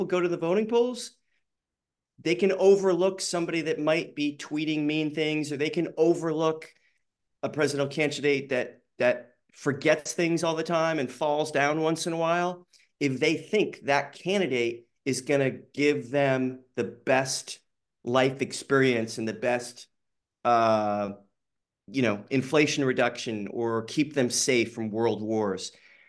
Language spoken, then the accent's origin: English; the South, United States; I grew up in the South for a few years.